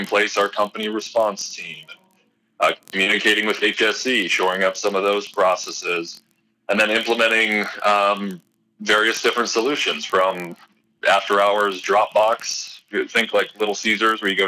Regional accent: Eastern Washington State, United States; moved away as an adult; also born or lived in Arizona / Alaska / North Dakota; I'm originally from Eastern Washington State

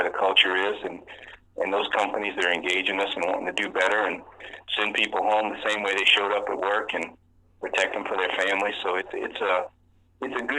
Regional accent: Louisiana, United States; born and raised in Louisiana, my entire family was connected to the oil and gas industry

